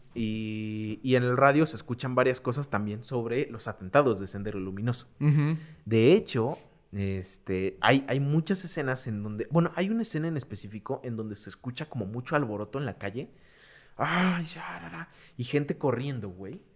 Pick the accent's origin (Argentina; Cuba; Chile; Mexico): Mexico; somos los mexicanos